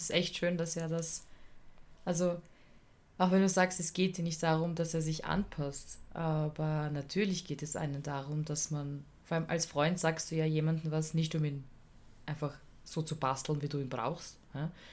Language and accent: German; Vienna, Austria; also born or lived in Tyrol; bei uns in Wien